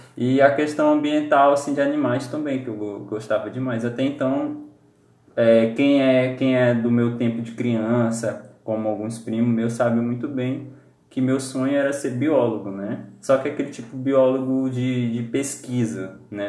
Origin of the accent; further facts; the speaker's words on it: Pará, Brazil; Eu sou lá de, do Pará, em Paropebas